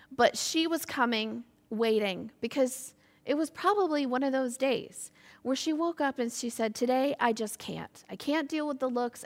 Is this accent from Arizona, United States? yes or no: no; Michigan, United States; moved away as an adult; now in Ireland; I grew up in a small town in the state of Michigan, U S